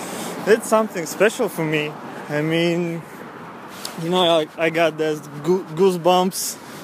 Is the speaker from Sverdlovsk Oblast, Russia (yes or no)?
yes; Yekaterinburg, Sverdlovsk Oblast, Russia; I'm from the city of Yekaterinburg.